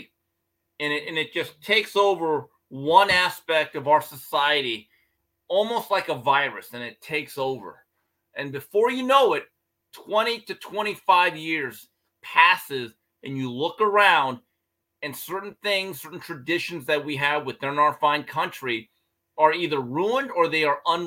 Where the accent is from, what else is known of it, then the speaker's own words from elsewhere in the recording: United States; I've lived my whole life in America